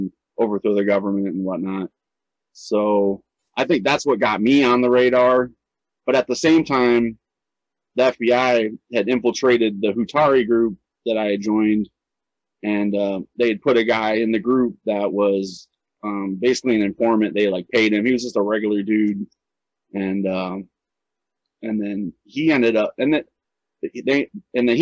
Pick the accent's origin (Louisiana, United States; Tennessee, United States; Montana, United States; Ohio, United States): Ohio, United States; also born or lived in Seattle, Washington; I'm from Ohio. I moved to Seattle for a year, came back.